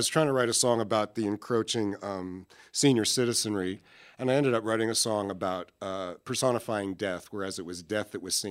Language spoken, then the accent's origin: English; Philadelphia, Pennsylvania, United States; also born or lived in New York City; now in Pensacola, United States; I was born in Philadelphia, but I moved to New York City where I lived for 27 years before I came down to Pensacola in 2004, just in time for Hurricane Ivan.